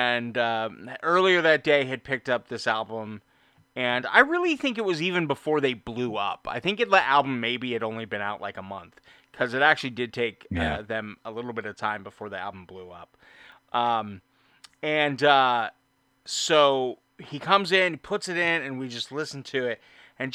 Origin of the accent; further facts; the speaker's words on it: Orange County, California, United States; I grew up in Orange County, California